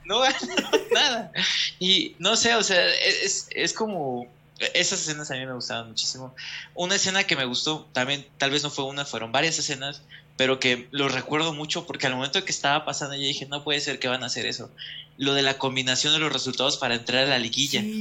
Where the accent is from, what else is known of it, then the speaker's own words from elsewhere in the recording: Chiapas, Mexico; siendo chiapaneco